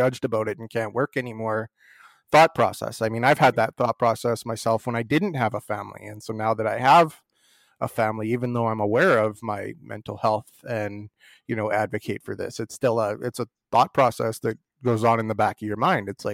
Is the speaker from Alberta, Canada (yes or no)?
yes; Hanna, Alberta, Canada; I grew up in a small town. I grew up in Hanna, and it was kind of right from the get-go, because that's a very oil and gas, coal mining, farming and ranching community.